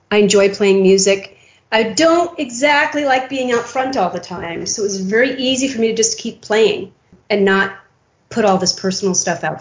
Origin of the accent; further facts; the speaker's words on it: Waco, Texas, United States; born there; I was born in Waco, Texas, and my dad was a colonel in the Air Force and I think that's what they meant when they wrote that was that I'm, I'm kind of a traveler and have been most of my life.